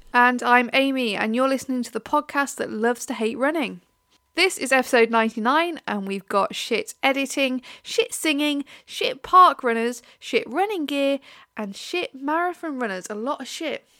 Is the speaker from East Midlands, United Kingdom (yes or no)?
yes; Leicester, East Midlands, United Kingdom; I'm from the Midlands, I'm from Leicester